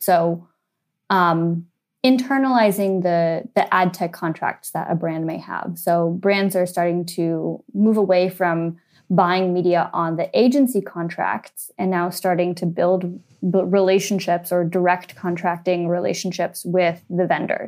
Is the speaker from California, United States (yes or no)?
yes; San Francisco, California, United States; moved away as an adult; also born or lived in Switzerland; now in London, United Kingdom; the very few people who was born and bred in San Francisco, grew up in in the city while Silicon Valley was booming.